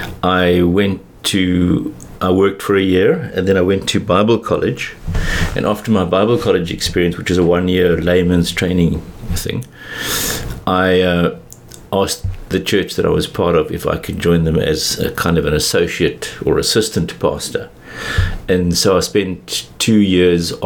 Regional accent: Johannesburg, Gauteng, South Africa; also born or lived in England; I grew up in Joburg

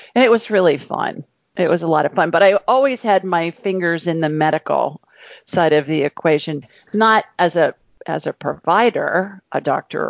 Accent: Columbus, Ohio, United States; moved away as an adult; also born or lived in Los Angeles; I grew up in a city of a couple million people called Columbus, Ohio, in the U.S.

